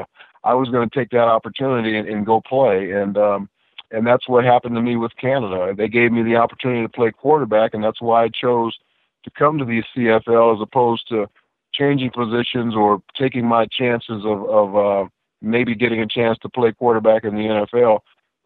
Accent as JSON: {"language": "English", "town": "Los Angeles", "region": "California", "country": "United States", "tie": "born or raised there", "said": "I'm a guy from Los Angeles, California, that grew up in a house without a dad"}